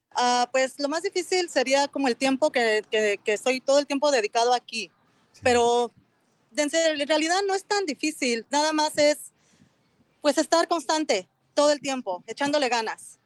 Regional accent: Mexico City, Mexico; now in Anaheim, United States; Soy de la Ciudad de México

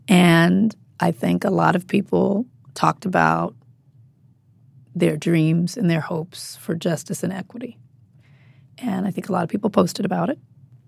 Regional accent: Compton, California, United States; I grew up in Compton. Mm-hmm. There's no movie theater in Compton.

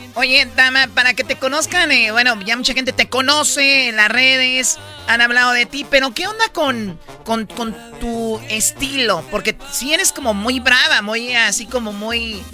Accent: Jalisco, Mexico; Yo soy de Jalisco

